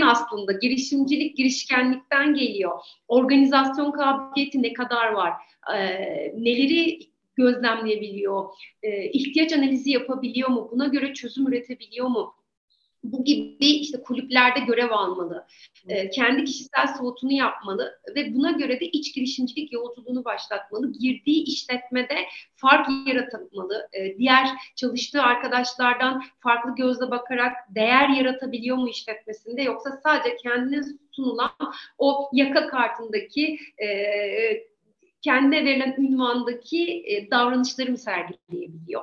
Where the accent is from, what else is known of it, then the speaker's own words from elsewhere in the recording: Eskişehir, Turkey; ben Eskişehir değilim ama artık Eskişehirliyim diyorum. Çünkü haya, aklım baki olduğu süre zarfında çok daha fazla burada yaşadım